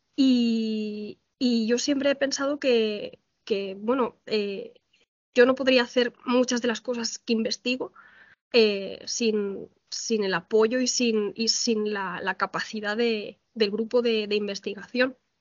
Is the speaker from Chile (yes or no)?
no; Valencian Community, Spain; moved away as an adult; now in Ciudad Real, Spain; yo soy valenciana, estudié arquitectura en la Universidad Politécnica de Valencia